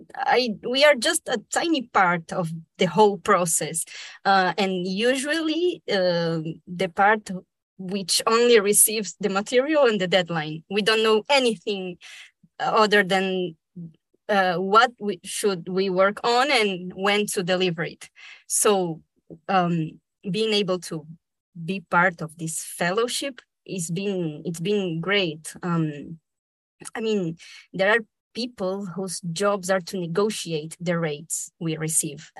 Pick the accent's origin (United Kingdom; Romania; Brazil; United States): Brazil; first language Spanish; English is a second language; also born or lived in Argentina; I was born in Argentina but I was raised in Brazil. I moved there when I was a little baby.